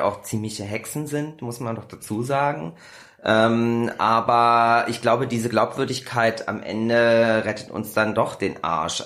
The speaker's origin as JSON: {"language": "German", "town": "Kassel", "region": "Hesse", "country": "Germany", "moved": "as an adult", "lives_now": "Berlin, Germany", "said": "Ich komme aus dem wunderschönen Kassel"}